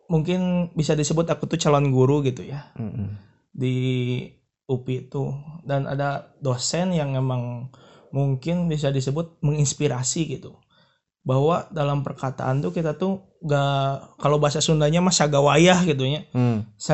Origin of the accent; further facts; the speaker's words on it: Bandung, West Java, Indonesia; also born or lived in Garut; setelah itu saya dibawa ke Bandung dan buat akte kelahiran di Bandung